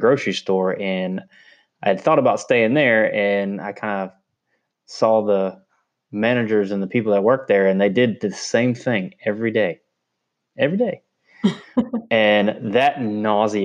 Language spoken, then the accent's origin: English; Tallahassee, Florida, United States; I'm born and raised in Tallahassee, Florida